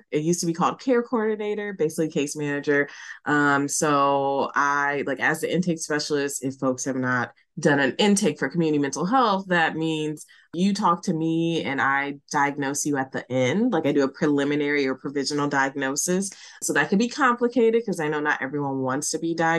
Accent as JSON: {"language": "English", "town": "Chicago", "region": "Illinois", "country": "United States", "moved": "yes", "lives_now": "Seattle, United States", "said": "I'm originally from Chicago, but living in Seattle"}